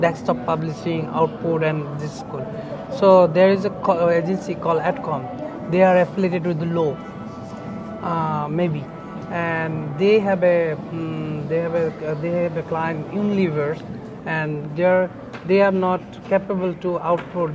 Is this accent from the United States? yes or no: no; Bangladesh; born or raised there; also born or lived in Dhaka